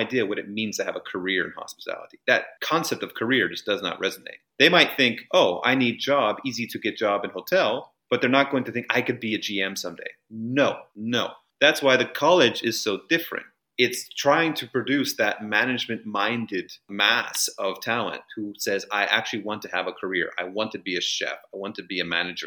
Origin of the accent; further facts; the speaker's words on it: Nebraska, United States; moved away as an adult; also born or lived in Switzerland; now in Bangkok, Thailand; I'm from Nebraska.